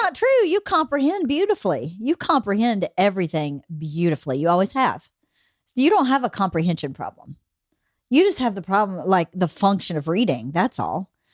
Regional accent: Bowdoin, United States; now in Los Angeles, United States; where I grew up in Bowdoin

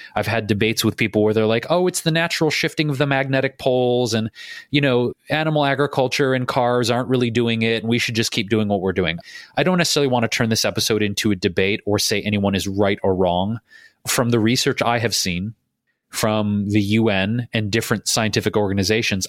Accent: Detroit, Michigan, United States; now in Los Angeles, United States; my hometown of Detroit

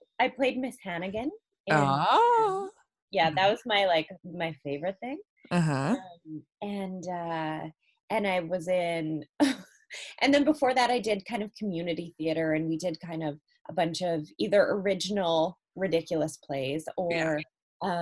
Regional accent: Cranbrook, British Columbia, Canada; also born or lived in South Africa; I grew up in a really small town in Canada called Cranbrook

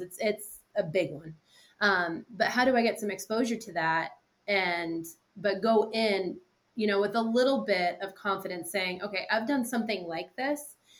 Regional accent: New Hampshire, United States; I'm also from New Hampshire

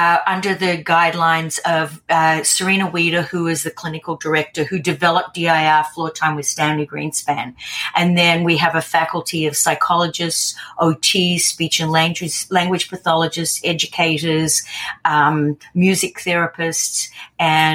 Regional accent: Australia; I'm Australian

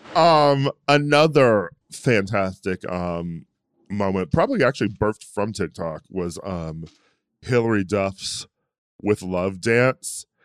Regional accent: Midwest, United States; now in California, United States; I'm from the Midwest

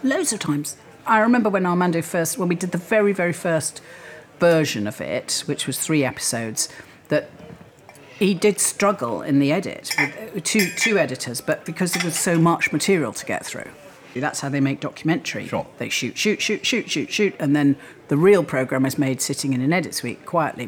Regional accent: Wales, United Kingdom; moved away as an adult; grew up in Wales, yes. Mo- my parents moved to Wales when I was three. I was educated there and I lived there until I went to university.

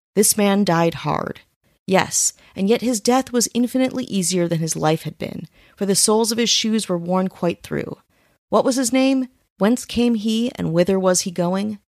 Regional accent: Wisconsin, United States; my hometown in Wisconsin

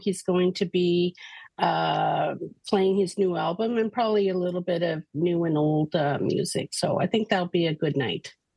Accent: Canada; we are Canadian

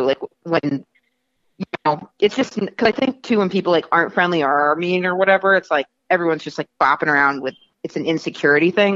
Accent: New York, United States; I'm from New York

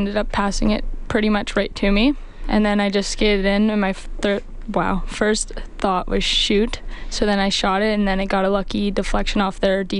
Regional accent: Camrose, Alberta, Canada; I'm from Camrose, Alberta.

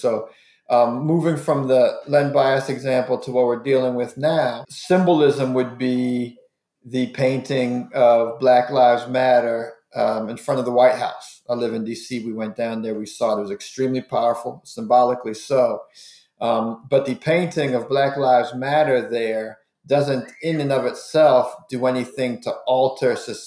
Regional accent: Washington, District of Columbia, United States; I grew up in Washington, D.C., cheering for the old Bullets

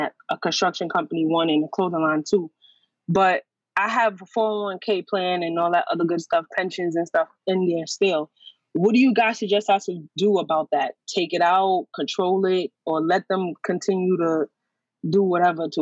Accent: New York City, New York, United States; I'm from Brooklyn, and I'm in the union for carpentry

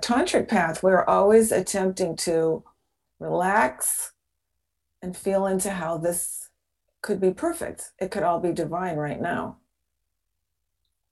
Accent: Seattle, Washington, United States; moved away as an adult; I was a neighbor of yours. I was in Seattle

